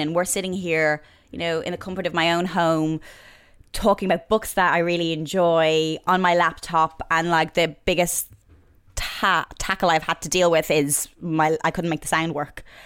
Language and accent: English; just outside Dublin, Leinster, Ireland; moved away as an adult; now in London, United Kingdom; just outside Dublin where I grew up